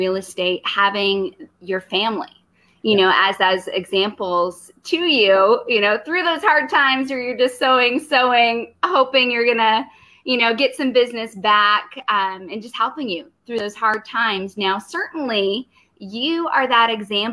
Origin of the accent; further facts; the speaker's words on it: Canada; now in United States; I'm originally from Canada.